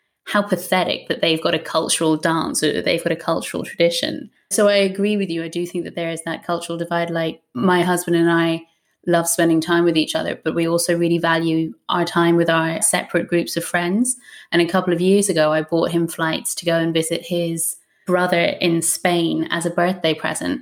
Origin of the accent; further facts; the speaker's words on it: Ireland; now in United Kingdom; as an Irish woman